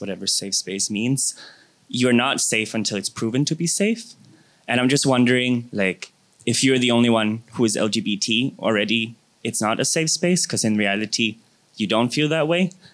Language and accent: English; Jamaica; I'm from Jamaica